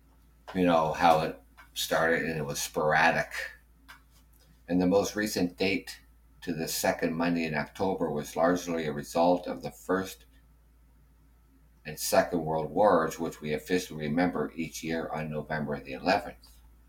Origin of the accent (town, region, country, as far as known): Canada